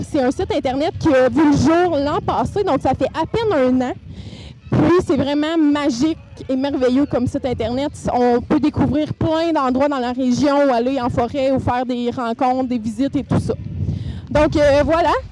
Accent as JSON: {"language": "French", "area": "Témiscamingue", "region": "Quebec", "country": "Canada", "said": "je me dirige vers mon coin de pays, le Témiscamingue."}